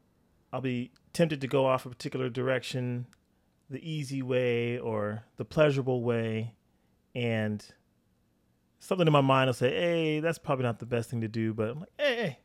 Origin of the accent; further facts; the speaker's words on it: California, United States; also born or lived in Wichita, Kansas; So I was born in Northern California.